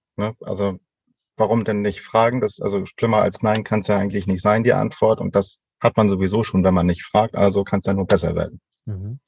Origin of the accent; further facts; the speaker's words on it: Northern Germany, Germany; Als äh, Norddeutscher